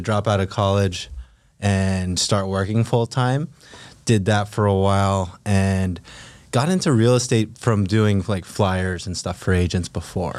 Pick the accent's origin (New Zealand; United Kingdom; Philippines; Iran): Philippines; moved away; also born or lived in California; I grew up in the Philippines, moved to California with a single mom and a younger